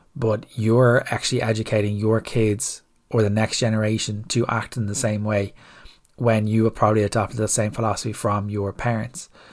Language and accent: English; Ireland; as Irish people